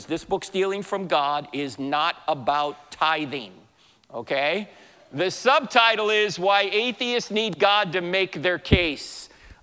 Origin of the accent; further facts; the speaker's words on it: New Jersey, United States; moved away; I'm originally from New Jersey